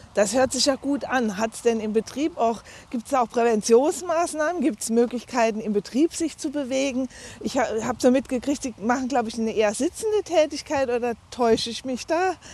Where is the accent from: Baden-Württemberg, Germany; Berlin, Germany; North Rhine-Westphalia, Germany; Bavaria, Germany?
North Rhine-Westphalia, Germany; Dinslaken; also born or lived in Landau in der Pfalz; now in Lustadt, Germany; ich bin in Dienstlagen am Niederrhein geboren